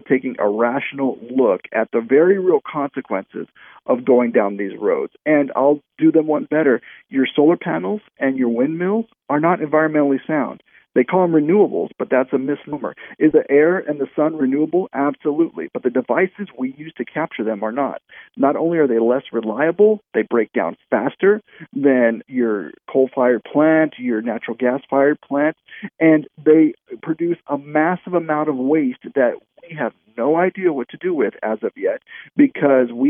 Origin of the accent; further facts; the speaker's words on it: New Mexico, United States; from my home state of New Mexico